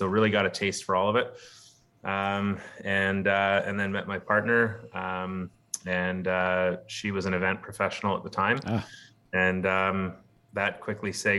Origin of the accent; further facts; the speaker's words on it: Campbell River, British Columbia, Canada; now in Victoria, Canada; born and raised here on Vancouver Island. Nice. Grew up in Campbell River.